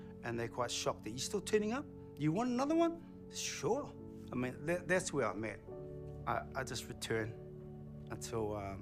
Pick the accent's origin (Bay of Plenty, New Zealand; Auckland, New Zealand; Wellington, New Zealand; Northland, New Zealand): Wellington, New Zealand; Porirua; I'm from Porirua.